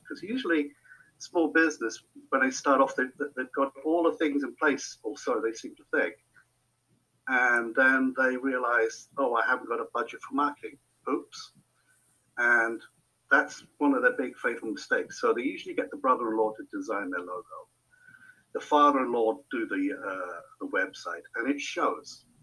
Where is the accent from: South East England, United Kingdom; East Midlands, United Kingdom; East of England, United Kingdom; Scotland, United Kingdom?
South East England, United Kingdom; Hampshire; moved away as an adult; also born or lived in Netherlands; now in New Hampshire, United States; I'm originally from Old Hampshire, England, UK.